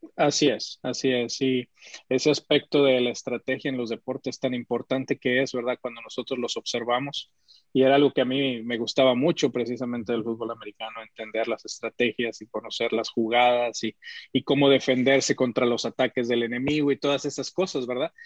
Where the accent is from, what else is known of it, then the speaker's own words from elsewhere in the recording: Mexico City, Mexico; nací en la Ciudad de México, aunque mi familia es de Monterrey